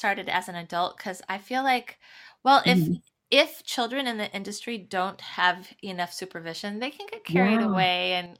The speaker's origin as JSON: {"language": "English", "town": "Moline", "region": "Illinois", "country": "United States", "also_born_or_lived": "Los Angeles / Chicago", "moved": "as an adult", "said": "18 and I was right out of high school and I knew nothing. And I moved to LA from Moline, Illinois, which is pretty small town."}